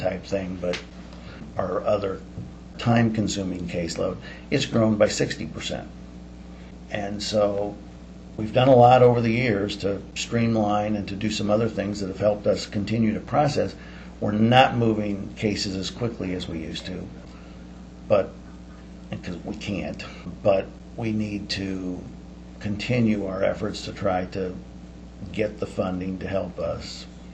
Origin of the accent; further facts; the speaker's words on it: Southern California, United States; moved away as an adult; now in Iowa, United States; I was born and raised in Southern California. I've now lived well over half of my life, however, in Iowa, and I'm an Iowan by choice